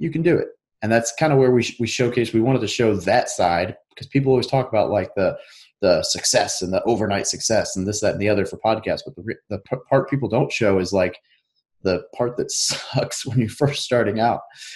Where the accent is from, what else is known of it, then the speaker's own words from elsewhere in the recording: Arkansas, United States; also born or lived in Northern California; now in Hawaii, United States; I was born in NorCal, but I grew up in Arkansas.